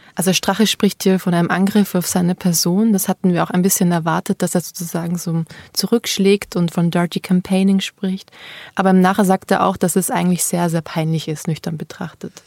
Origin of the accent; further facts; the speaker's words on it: Austria; bei Österreich, bei meiner Heimat